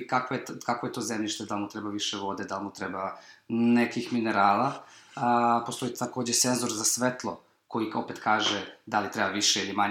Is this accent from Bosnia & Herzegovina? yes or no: no; Serbia; iz Evrope smo bili eh, mi iz Srbije